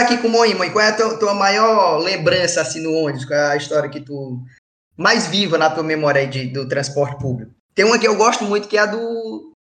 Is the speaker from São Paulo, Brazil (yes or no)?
no; Ceará, Brazil; moved away; also born or lived in Fortaleza; sou do interior